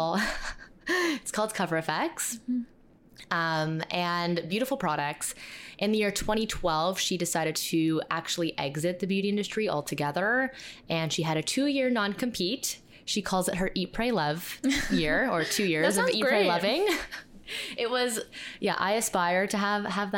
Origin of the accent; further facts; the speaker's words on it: Toronto, Ontario, Canada; We're from Toronto, Canada.